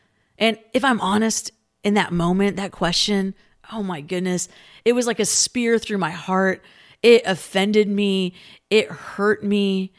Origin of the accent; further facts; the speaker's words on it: Philippines; Growing up in the Philippines, I went to an international school